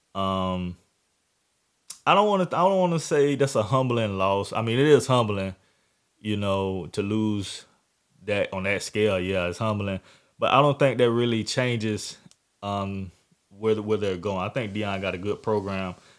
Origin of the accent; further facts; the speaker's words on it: Jacksonville, Florida, United States; my hometown